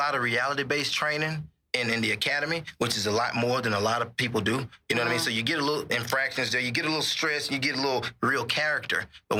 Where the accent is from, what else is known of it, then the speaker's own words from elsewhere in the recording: Mississippi, United States; now in Dallas, United States; When I came from Mississippi, I knew nothing about policing.